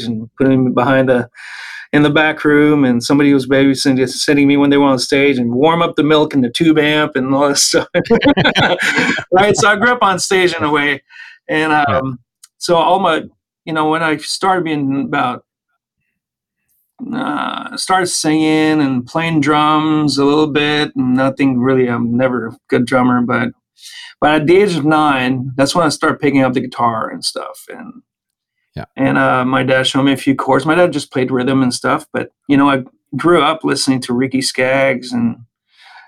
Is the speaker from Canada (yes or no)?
yes; Île-Perrot / Valleyfield area, outside Montreal, Quebec, Canada; I grew up in a small town outside of Montreal named Il Perreault, or you know, you'd say it in English anyway, Il Perreault and Valleyfield area.